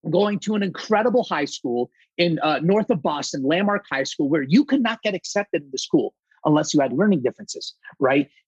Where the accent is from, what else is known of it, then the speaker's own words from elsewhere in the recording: Saudi Arabia; I'm 100% Greek, my friends. And believe it or not, I was actually born and raised in Saudi Arabia. That's where I was born and raised.